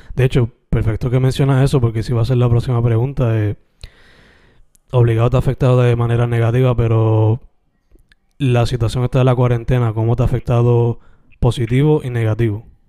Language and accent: Spanish; Sabana Grande, Puerto Rico; now in Carolina, Puerto Rico; Yo soy original de Sabana Grande